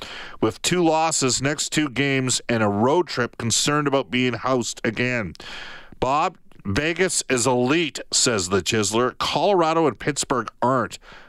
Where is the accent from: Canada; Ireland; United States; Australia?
Canada; Alberta; I am an Albertan